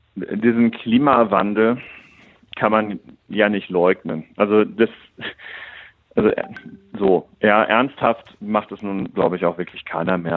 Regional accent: Germany; wir in Deutschland

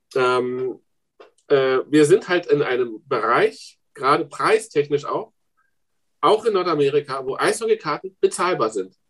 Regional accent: the east of the Republic, eastern Germany, Germany; also born or lived in East Berlin; now in Frankfurt, Germany; ich komme aus dem Osten der Republik, mit elf nach Ostberlin

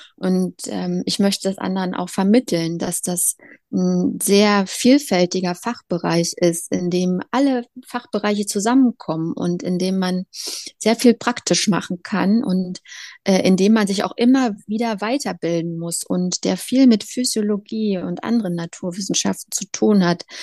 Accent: Leipzig, Saxony, Germany; moved away as an adult; now in Berlin, Germany; Leipzig ist meine Heimatstadt

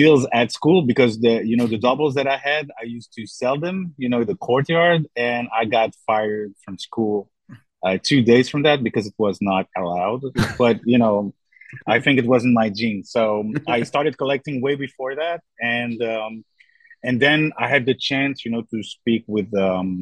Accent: Brussels, Brussels-Capital Region, Belgium; now in Thessaloniki, Greece; I'm actually from Brussels, Belgium.

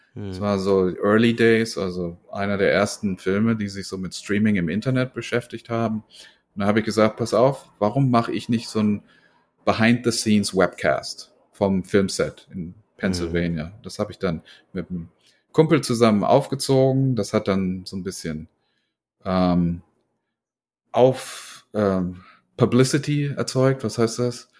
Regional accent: Germany; accent: German; now in United States; ich komme aus Deutschland. Ich habe aber mittlerweile schon mehr Jahre in Amerika verbracht als in Deutschland, obwohl ich halt noch einen ziemlich starken deutschen Akzent habe

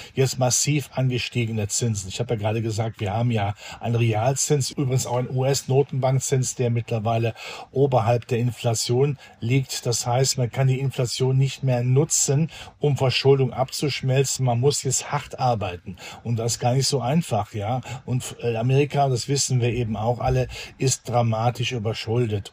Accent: Germany; bei uns in Deutschland

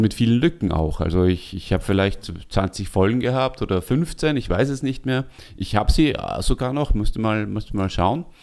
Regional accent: Salzburg, Austria; moved away; wir beide als Salzburger

